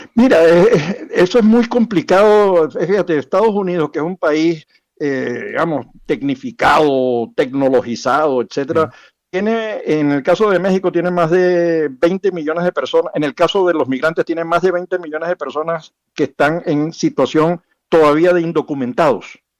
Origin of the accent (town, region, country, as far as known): Venezuela